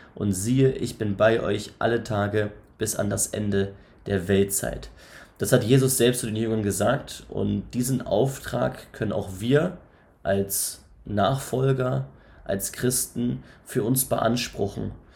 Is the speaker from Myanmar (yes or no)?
no; Northern Germany, Germany; also born or lived in Elmshorn; Ich komme aus dem Norden, aus dem hohen Norden.